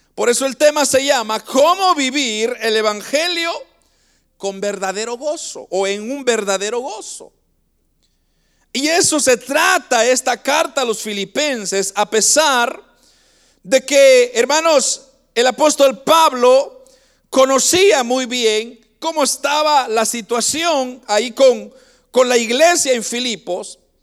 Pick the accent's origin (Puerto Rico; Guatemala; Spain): Guatemala; now in Canada; nosotros somos de Guatemala y, nosotros venimos, hermanos, de un lugar bastante pobre en Guatemala